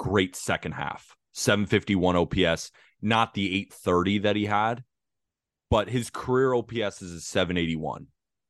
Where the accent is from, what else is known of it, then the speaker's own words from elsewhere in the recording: California, United States; if you talk to Dodgers fans, which I have plenty growing up in California